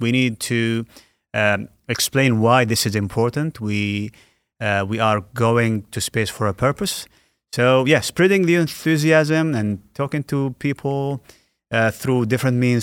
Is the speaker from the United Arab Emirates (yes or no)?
yes; Al Ain, Abu Dhabi, United Arab Emirates; the U A E, uh, Alain, my, my hometown